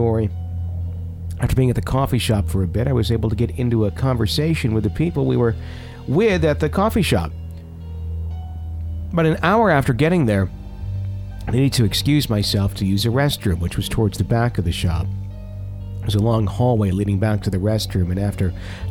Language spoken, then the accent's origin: English; Fond du Lac, Wisconsin, United States; moved away; back in my hometown in Fond du Lac